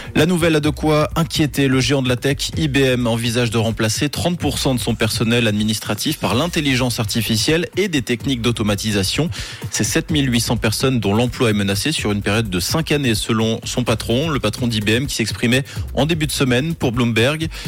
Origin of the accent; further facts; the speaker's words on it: French-speaking Switzerland, Romandy, Switzerland; chez nous en Suisse romande